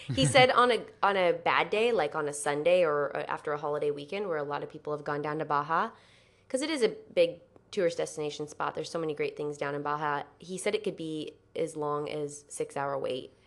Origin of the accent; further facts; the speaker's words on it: San Diego, California, United States; San Diego